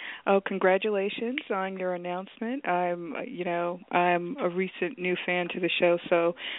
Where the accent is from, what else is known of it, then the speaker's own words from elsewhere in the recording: South Carolina, United States; moved away; I'm Southern, too. I'm originally from South Carolina.